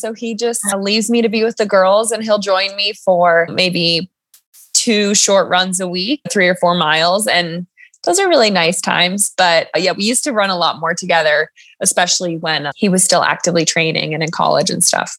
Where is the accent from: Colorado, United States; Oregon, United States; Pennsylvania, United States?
Colorado, United States; Crested Butte; also born or lived in Boulder, Colorado; I live and train in Colorado, born and raised